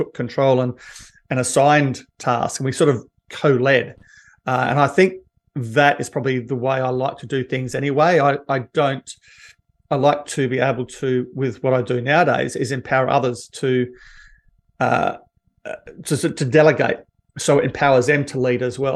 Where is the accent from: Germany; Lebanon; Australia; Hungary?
Australia; Perth, Western Australia; I grew up basically in Bassendean in a suburb in WA, in Perth